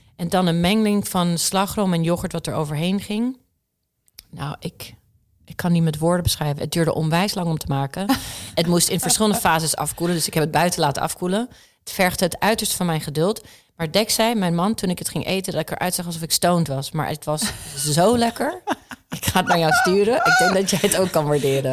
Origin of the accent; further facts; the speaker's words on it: Tulsa, Oklahoma, United States; moved away; also born or lived in Netherlands; Mijn wiegje stond in Tulsa, Oklahoma, of all places echt het midden van Amerika.